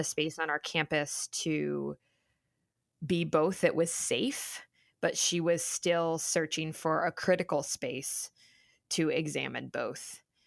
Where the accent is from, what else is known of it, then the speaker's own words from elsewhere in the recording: Cincinnati, Ohio, United States; moved away as an adult; coming back, um, to Cincinnati, to my hometown